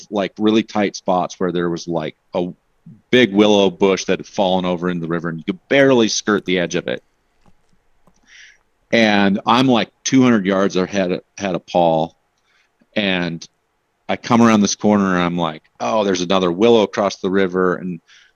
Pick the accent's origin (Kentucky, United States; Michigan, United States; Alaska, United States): Alaska, United States; moved away; also born or lived in Pacific Northwest / Portland; growing up in Alaska